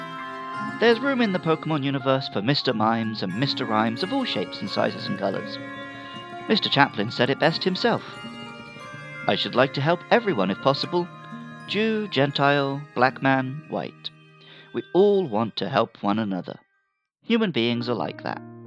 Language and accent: English; United Kingdom; As a Brit